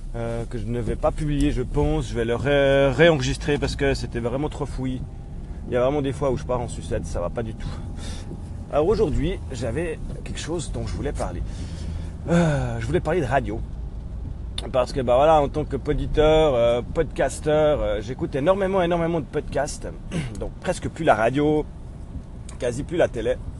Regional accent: Switzerland; chez nous en Suisse

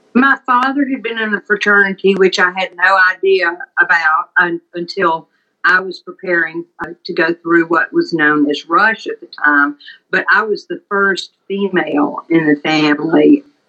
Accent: Leland, Mississippi, United States; I'm Southern. I grew up in Leland, Mississippi, in the heart of the Mississippi Delta

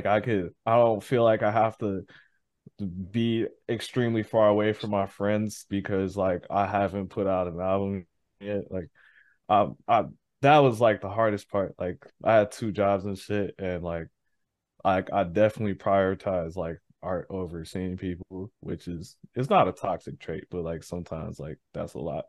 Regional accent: Saint Paul, Minnesota, United States; moved away as an adult; now in Minneapolis, United States; I'm from St. Paul, and I ended up moving to Minneapolis, and Minneapolis, Minnesota

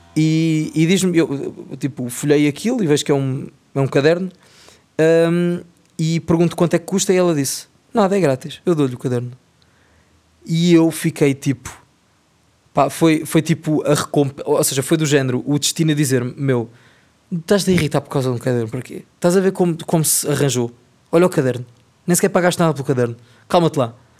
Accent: Portugal; nós em Portugal

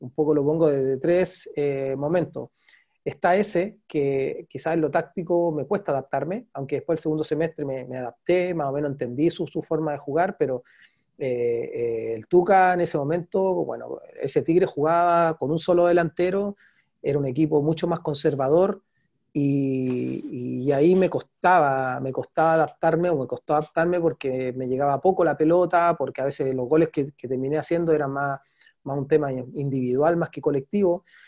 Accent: Chile; moved away as an adult; also born or lived in Mexico; nosotros los chilenos

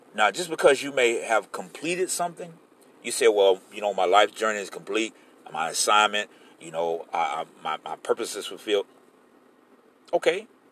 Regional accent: Florida, United States; this is my home state

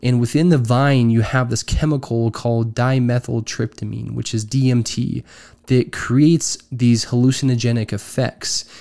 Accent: Utah, United States; I am originally from Utah

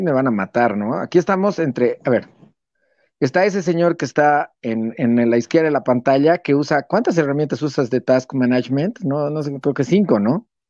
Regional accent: Bolivia; Yo, yo amo, amo, amo mi país

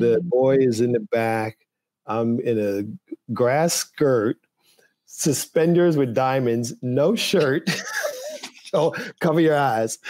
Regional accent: U.S. Virgin Islands; moved away; growing up in St. Thomas

